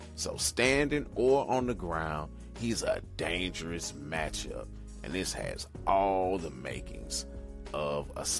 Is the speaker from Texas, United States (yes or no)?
no; St. Louis, Missouri, United States; here in St. Louis, my hometown